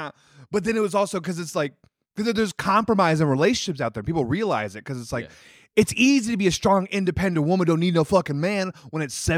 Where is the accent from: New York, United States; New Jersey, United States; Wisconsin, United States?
Wisconsin, United States; born or raised there; moved away